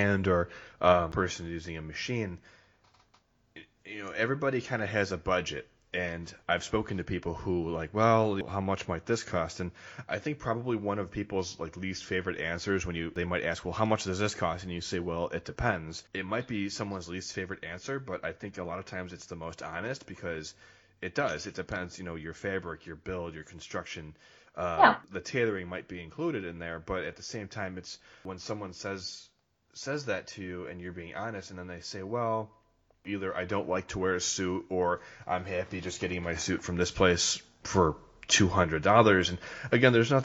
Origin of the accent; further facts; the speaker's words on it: Midwest, United States; I'm from the Midwest